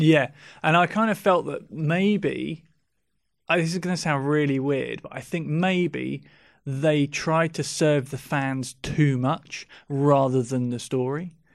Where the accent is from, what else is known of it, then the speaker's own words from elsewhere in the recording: England, United Kingdom; we're English